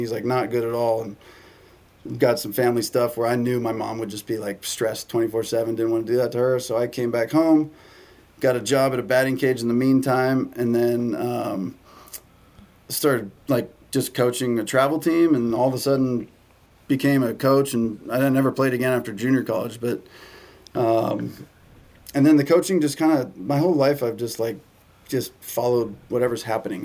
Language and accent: English; San Diego, California, United States; I grew up in San Diego